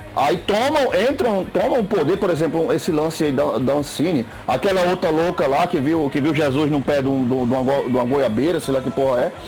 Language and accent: Portuguese; Seridó, Rio Grande do Norte, Brazil; accent: Seridó / Rio Grande do Norte accent; E aqui faz parte do Seridó, de onde eu moro. É, o sotaque daquele pessoal é o meu, é o sotaque daqui